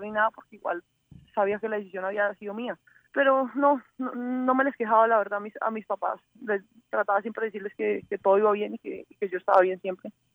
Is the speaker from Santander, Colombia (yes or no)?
no; Cali, Valle del Cauca, Colombia; Yo soy caleña, 100% caleña.